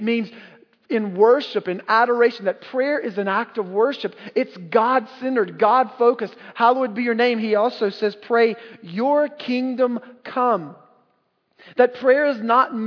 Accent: North Carolina, United States; growing up in North Carolina, again, the buckle of the Bible Belt

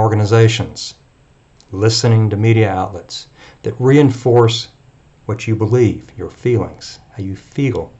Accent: Texas, United States; I'm a Texan.

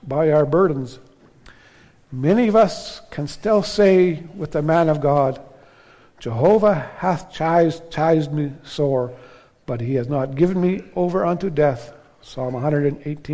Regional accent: Canada; we're Canadian citizens, Canadian Christians, that we're living in Canada, a highly favored land.

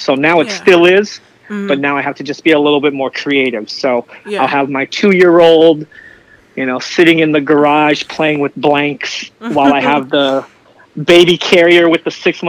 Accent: San Francisco, California, United States; moved away as an adult; now in Sacramento, United States; I grew up in San Francisco. I've driven in San Francisco my whole life, so I just moved to Sacramento

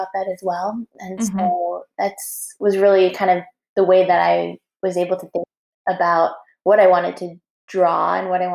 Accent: Chicago, Illinois, United States; moved away as an adult; now in Paris, France; I grew up in Chicago in the city

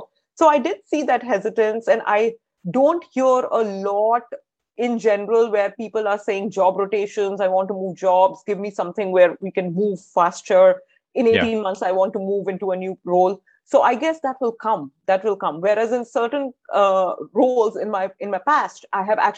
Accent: India; moved away; I come from India. My education has been in India.

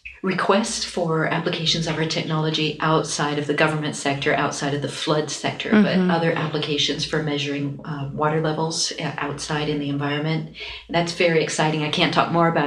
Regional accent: East Coast, United States; we're grandparents and we're from the East Coast and we are a husband and wife team

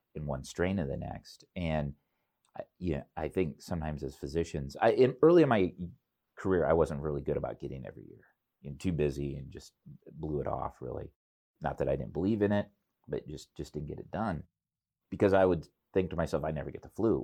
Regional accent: Cedar Rapids, Iowa, United States; it's my hometown

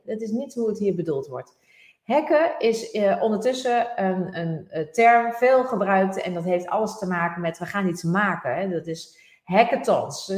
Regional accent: Netherlands; wij als Nederlanders

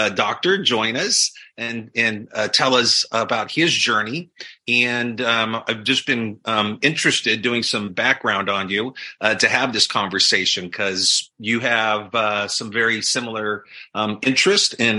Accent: Los Angeles, California, United States; now in Newport Beach, United States; I grew up in Fernando Valley, so in Tarzana

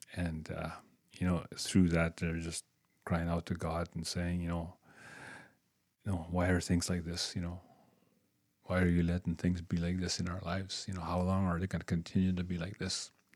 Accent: Waskaganish, Quebec, Canada; also born or lived in Moose Factory, Ontario; I'm from Muskegon, Quebec

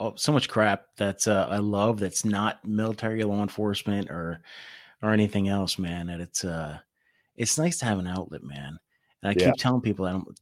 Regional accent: New Jersey, United States; I grew up in New Jersey, so I say water

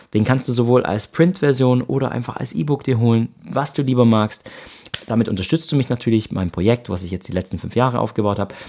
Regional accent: Ravensburg, Baden-Württemberg, Germany; moved away as an adult; also born or lived in Canada; Ich komme aus Ravensburg im Süden von Deutschland, bin hier auch aufgewachsen

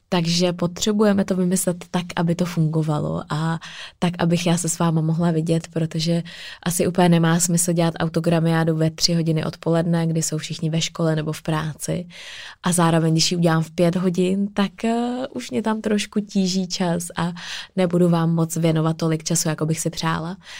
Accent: Czechia; tady u nás v Čechách

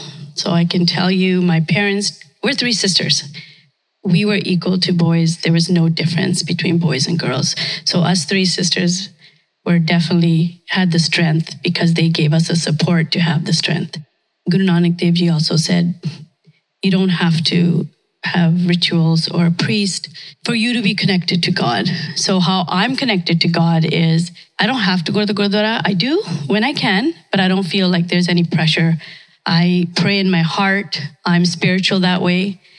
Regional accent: India; born there; moved away; I was born in India, came here, I guess, 1972, when most of us came here.

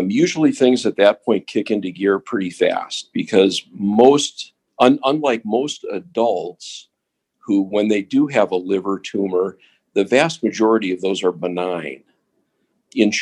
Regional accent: Minneapolis, Minnesota, United States; moved away as an adult; also born or lived in Seattle, Washington / Washington, D.C.; now in Cleveland, United States; I grew up in Minnesota, in Minneapolis

